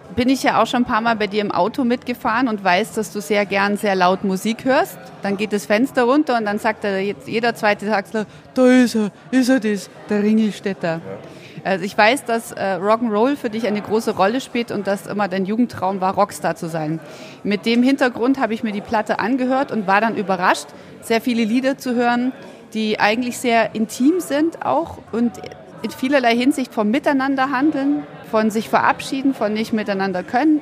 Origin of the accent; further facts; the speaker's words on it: Ulm, Baden-Württemberg, Germany; in meiner Heimatstadt Ulm